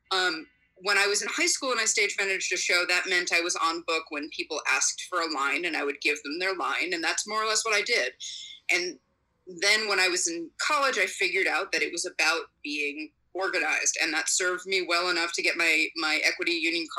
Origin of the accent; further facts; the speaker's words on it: Bay Area, California, United States; also born or lived in Reno, Nevada / New York; now in Las Vegas, United States; I was born in Reno, Nevada, and I grew up in the Bay Area in California